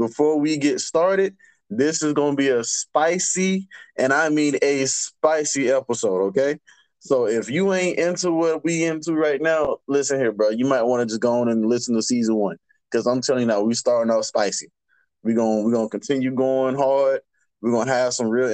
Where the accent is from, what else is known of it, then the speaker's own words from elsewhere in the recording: Georgia, United States; I'm from Georgia.